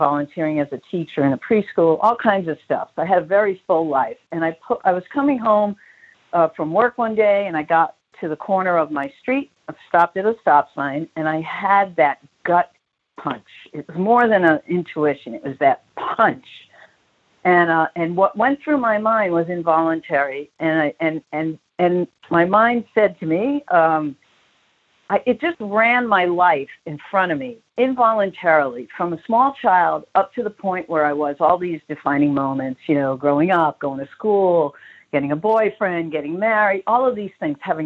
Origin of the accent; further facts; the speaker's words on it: New York City, New York, United States; now in Palm Springs, United States; growing up in Brooklyn, especially in Bensonhurst